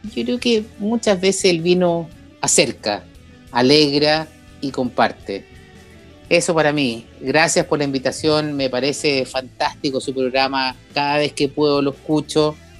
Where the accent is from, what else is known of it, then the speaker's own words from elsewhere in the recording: Chile; hay algo que tenemos en Chile